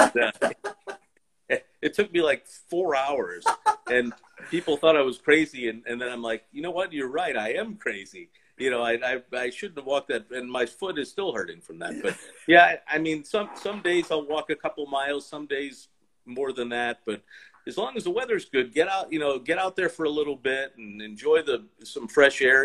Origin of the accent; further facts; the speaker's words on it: Baltimore, Maryland, United States; I grew up in the Baltimore area.